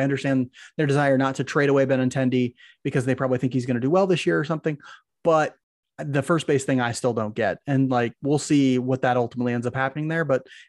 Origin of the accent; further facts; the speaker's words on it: Maryville, Missouri, United States; We grew up in Maryville, which is where Northwest Missouri State University is.